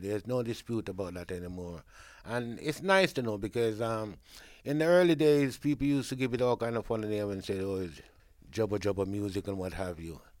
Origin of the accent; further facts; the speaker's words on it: Jamaica; now in Brent, London, United Kingdom; being a Jamaican